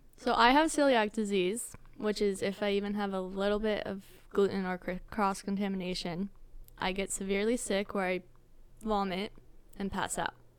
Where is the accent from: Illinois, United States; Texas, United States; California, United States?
California, United States; Temecula; moved away; also born or lived in Escondido; I'm originally from Temecula. Then I moved here